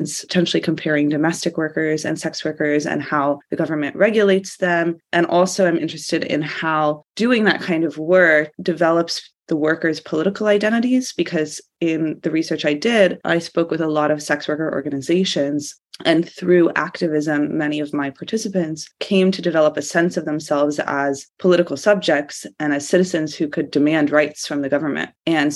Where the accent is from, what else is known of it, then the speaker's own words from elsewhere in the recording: Georgia, United States; moved away as an adult; also born or lived in United Kingdom; I'm from Georgia originally.